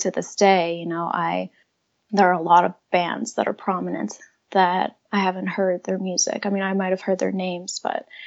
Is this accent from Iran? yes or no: yes; Iran; moved away; growing up in Iran